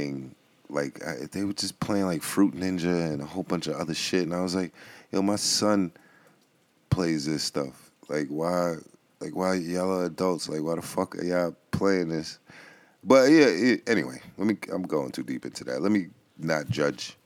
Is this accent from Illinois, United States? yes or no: no; New York City, New York, United States; as I always salute to the BX. It's my hometown